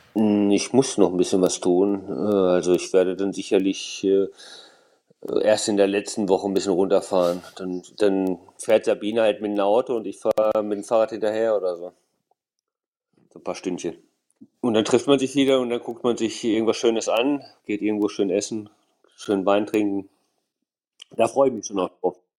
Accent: Germany; als äh, Deutscher

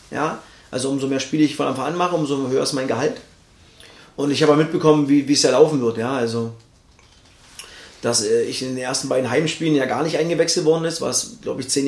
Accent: East Germany, Germany; schwieriges Wort für mich als Ossi.

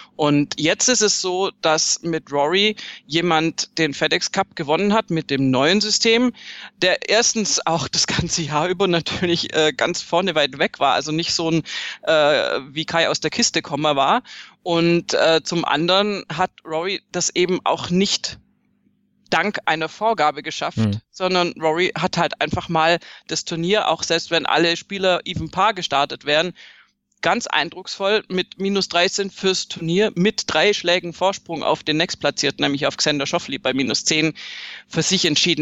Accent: Swabia, Germany; ich bin Schwäbin

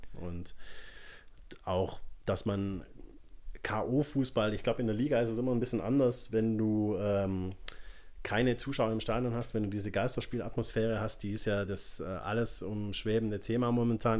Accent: Swabia, Germany; moved away; ich bin ja Schwabe ursprünglich, ähm, bei uns nennt man das, er ist ein richtiger Schaffer

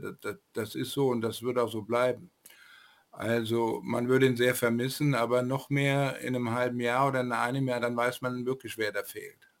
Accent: Frankfurt, Hesse, Germany; der kam mir als Frankfurter auch sehr bekannt vor.

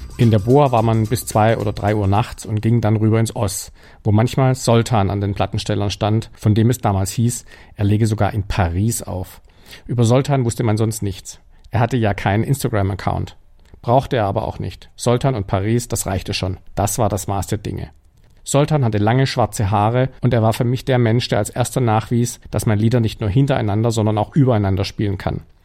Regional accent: Stuttgart, Baden-Württemberg, Germany; in Stuttgart, wo ich aufgewachsen bin.

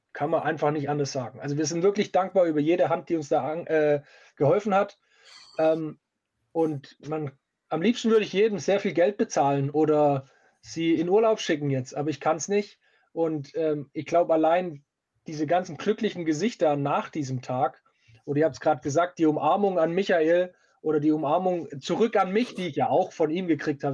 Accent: Stuttgart, Baden-Württemberg, Germany; ich komme aus Stuttgart

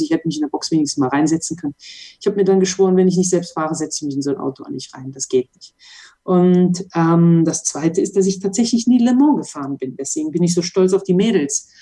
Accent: Mönchengladbach, North Rhine-Westphalia, Germany; born or raised there; moved away as an adult; now in Monaco

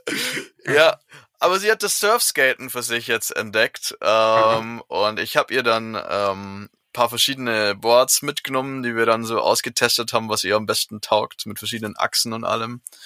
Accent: Southern Germany, Germany; in meinem Heimatdorf

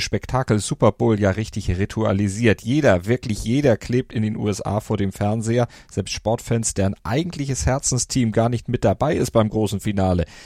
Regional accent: Germany; als Europäer, als Deutscher

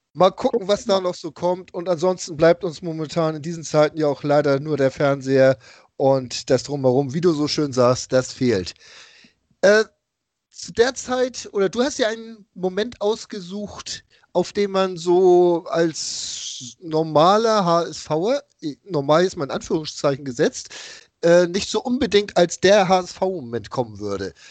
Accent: Hamburg, Germany; als Hamburger

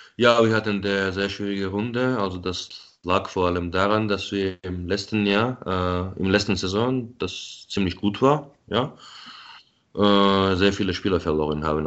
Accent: Tbilisi, Georgia; now in Munich, Germany; ich bin ja in Tbilisi geboren und aufgewachsen

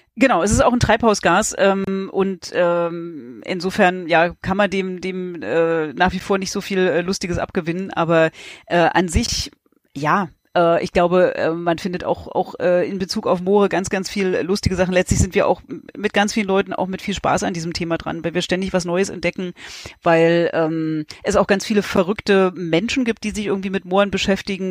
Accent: East Germany, Germany; in Ostdeutschland, wo ich herkomme

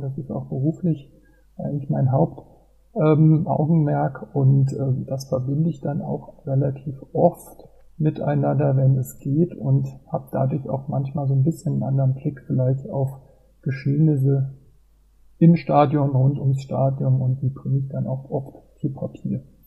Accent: Mainz, Rhineland-Palatinate, Germany; bin gebürtiger Mainzer

